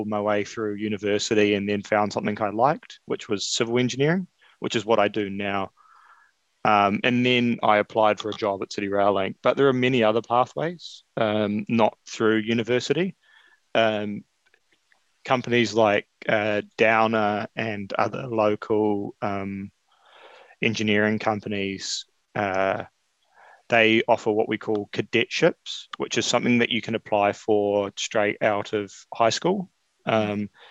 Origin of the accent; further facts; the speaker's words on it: Whangarei, Northland, New Zealand; I grew up in Whangarei. I went to school up there